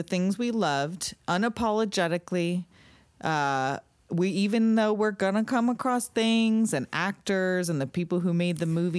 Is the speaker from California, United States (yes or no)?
yes; Southern California, United States; Oh, by the way, we're in California. I don't know if that makes a difference, but for as far as our perspective, we grew up in California, Southern California